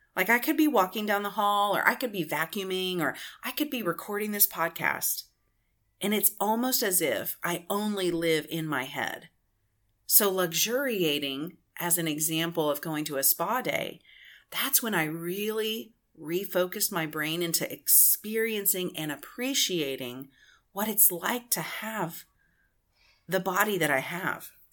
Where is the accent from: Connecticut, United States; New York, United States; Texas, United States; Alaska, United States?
Texas, United States; I'm from Texas.